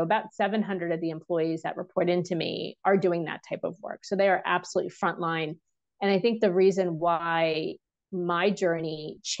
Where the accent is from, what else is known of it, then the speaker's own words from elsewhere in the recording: India; because it wasn't about me advocating as an Indian woman in a room.